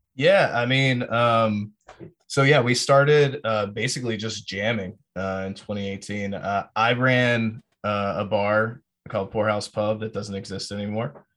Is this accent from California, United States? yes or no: no; Fort Bragg, North Carolina, United States; also born or lived in Greensboro; now in Austin, United States; I'm from Fort Bragg and, you know, went to high school, like, twenty minutes north of Fayetteville